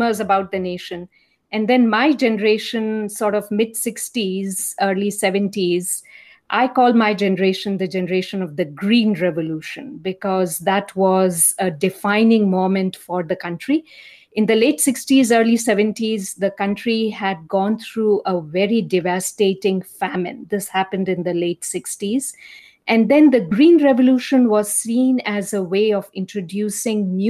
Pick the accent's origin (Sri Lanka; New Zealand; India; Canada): India; now in United States; as you can probably make out from my accent, I'm from India